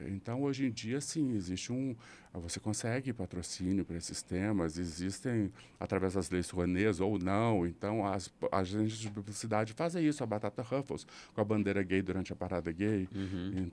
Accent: Belo Horizonte, Minas Gerais, Brazil; se eu ficar um mês aqui em Belo Horizonte, meu sotaque volta

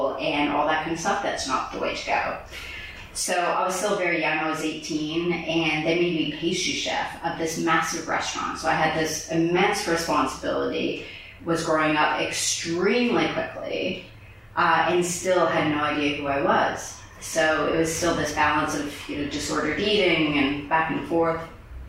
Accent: Canada; moved away; also born or lived in France; I'm originally from Canada

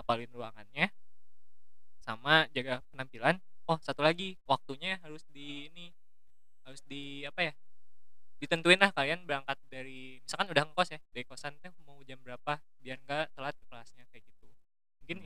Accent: Cianjur, West Java, Indonesia; moved away as an adult; aku kan asalnya dari Cianjur

